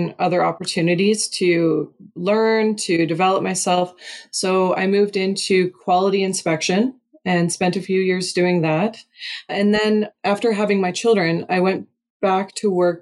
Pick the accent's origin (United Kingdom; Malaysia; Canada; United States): Canada; Eastern Ontario; moved away as an adult; now in Alberta, Canada; I grew up in Eastern Ontario, and then I've spent half of my life in Alberta